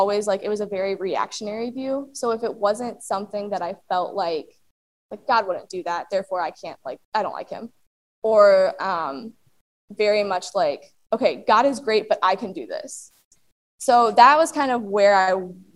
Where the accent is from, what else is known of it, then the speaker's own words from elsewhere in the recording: Goshen, Indiana, United States; moved away as an adult; also born or lived in Purdue (West Lafayette, Indiana); I'm from Goshen, Indiana originally